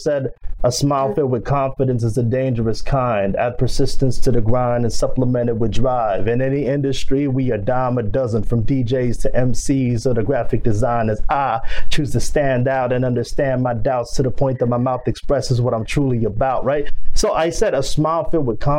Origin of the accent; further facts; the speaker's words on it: Philippines; first language Filipino; English is a second language; moved away; also born or lived in Dallas, Texas / Brooklyn, New York / Houston; So I'm Filipino. I was raised in the Philippines. I speak Filipino. I was born in Dallas, Texas.